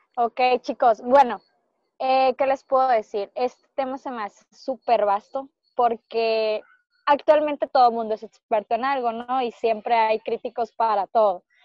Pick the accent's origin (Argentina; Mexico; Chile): Mexico; Culiacán, Sinaloa; nacimos en Culiacán